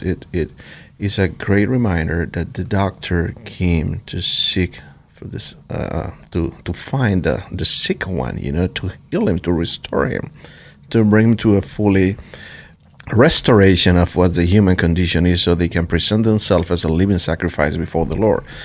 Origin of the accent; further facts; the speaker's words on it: Venezuela; now in Idaho, United States; I come from Venezuela